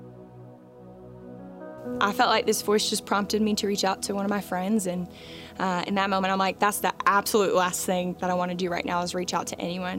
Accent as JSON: {"language": "English", "town": "Flowery Branch", "region": "Georgia", "country": "United States", "tie": "born or raised there", "said": "I grew up in Flowery Branch"}